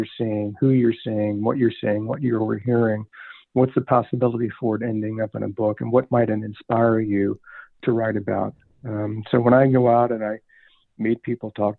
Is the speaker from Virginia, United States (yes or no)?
yes; Richmond, Virginia, United States; growing up in Richmond